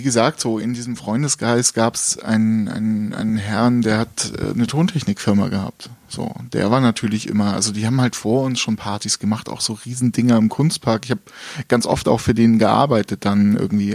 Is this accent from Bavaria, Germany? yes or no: yes; Gauting, Bavaria, Germany; also born or lived in Dresden, Germany; now in Munich, Germany; ich bin mit neun Jahren nach, nach München gezogen mit meinen Eltern.